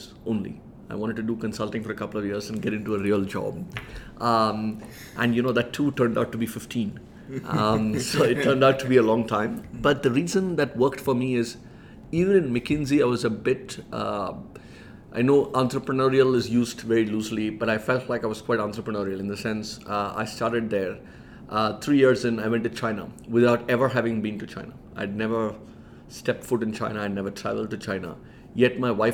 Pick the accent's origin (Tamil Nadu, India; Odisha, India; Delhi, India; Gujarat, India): Tamil Nadu, India; Chennai; moved away as an adult; also born or lived in Michigan; I grew up in Chennai, in Madras, as we used to call it at that point.